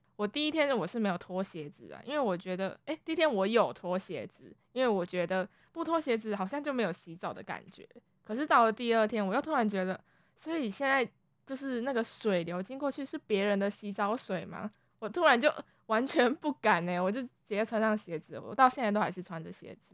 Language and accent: Chinese; Kaohsiung, Taiwan; moved away as an adult; now in Taipei, Taiwan; 因为我们都是从高雄上来的学生